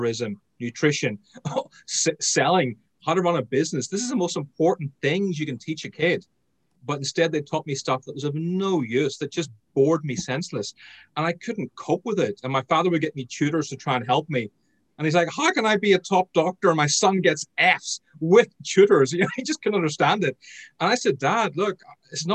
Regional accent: Northern Ireland, United Kingdom; I grew up in Ireland.

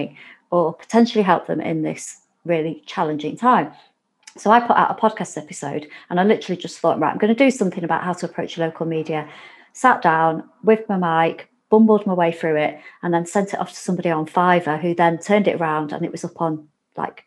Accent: Warrington, North West England, United Kingdom; we're both from Warrington

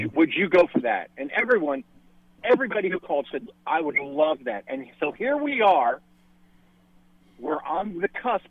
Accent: Manhattan, New York, United States; now in Charleston, United States; I'm originally from Manhattan, lived on the Upper West Side. Mm-hmm. But I've been here since 85. Never looked back.

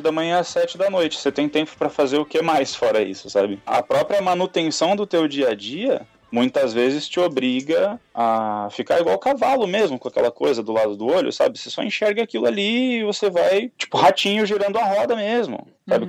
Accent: São Paulo, Brazil; eu sou nascido e criado na Zona Oeste de São Paulo

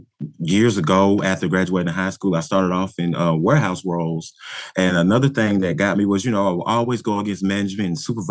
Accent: Riverdale, Georgia, United States; I grew up right outside of Atlanta in the suburb of Riverdale, Georgia.

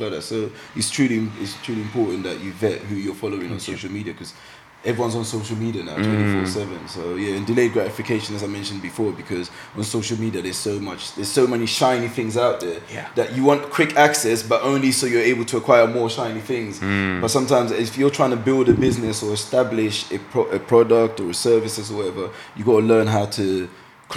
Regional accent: London, United Kingdom; accent: East London; now in Essex, United Kingdom; Being in East London, I just didn't think I sounded proper enough

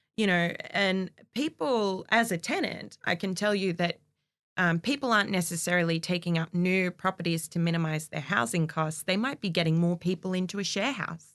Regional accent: Castle Hill, New South Wales, Australia; I grew up in Castle Hill

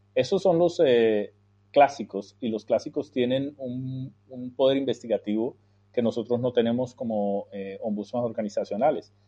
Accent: Colombia; moved away as an adult; also born or lived in United States; yo nací y me crié en Colombia Salí a los 29 años de Colombia a estudiar en el exterior, en los Estados Unidos

